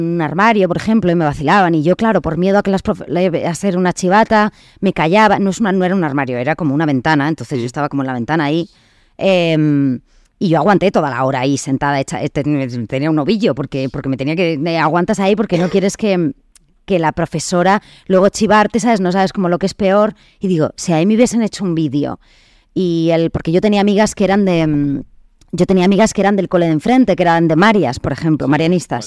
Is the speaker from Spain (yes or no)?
yes; Vitoria-Gasteiz, Basque Country, Spain; moved away as an adult; also born or lived in Bidart, French Basque Country, France; now in Madrid, Spain; Me crío allí eh, un poco entre las dos, te digo. O sea, como siempre, País Vasco francés, entre Vidar, que es mi pueblo, y Vitoria